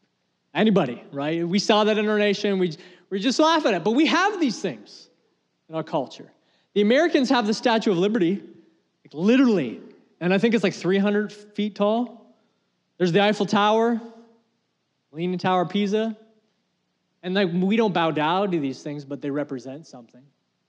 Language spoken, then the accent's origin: English; Canada; Now, I'm proudly Canadian, and I support our country.